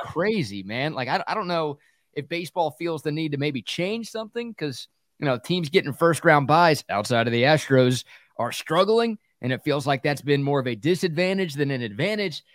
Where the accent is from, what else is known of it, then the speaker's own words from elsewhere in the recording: Dallas–Fort Worth Metroplex, Texas, United States; I grew up in the Metroplex